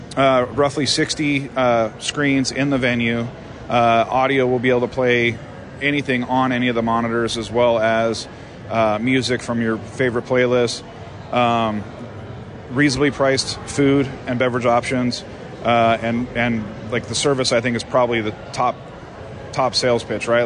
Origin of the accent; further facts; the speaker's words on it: Las Vegas, Nevada, United States; born and raised in Vegas